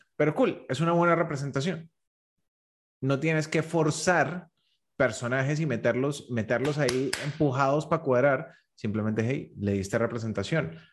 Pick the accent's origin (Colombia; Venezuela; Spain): Colombia; yo como colombiano